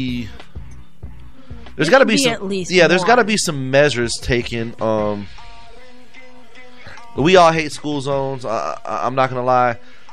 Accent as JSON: {"language": "English", "region": "Florida", "country": "United States", "said": "I'm from Florida"}